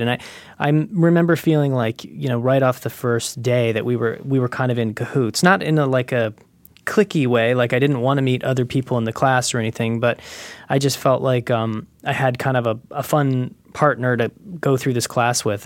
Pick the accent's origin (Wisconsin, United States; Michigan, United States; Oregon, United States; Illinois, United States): Illinois, United States; Carbondale; moved away; I grew up in Carbondale, Illinois, which is a little town in the, s, in the southern part of Illinois